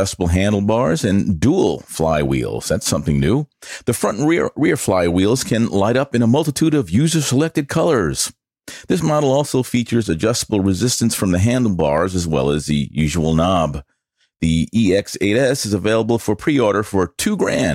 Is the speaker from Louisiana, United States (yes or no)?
no; New York, United States; accent: New York; My New York accent